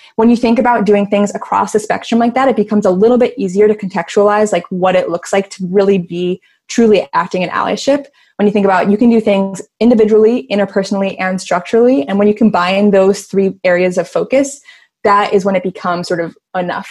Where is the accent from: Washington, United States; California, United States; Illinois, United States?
Illinois, United States; Chicago; I'm from Chicago